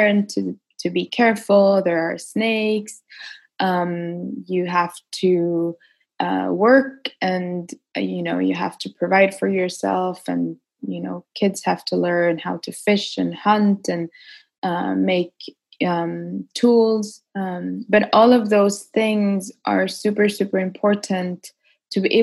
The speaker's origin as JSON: {"language": "English", "country": "Ecuador", "tie": "born or raised there", "said": "I was born in the Ecuador and Amazon and grew up there pretty much most of my childhood."}